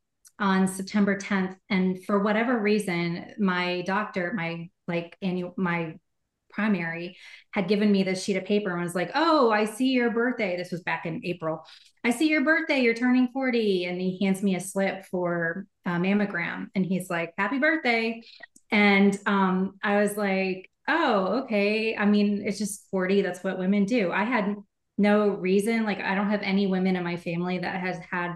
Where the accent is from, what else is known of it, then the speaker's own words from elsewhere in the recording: Dallas, Texas, United States; also born or lived in Austin, Texas; I was raised in Dallas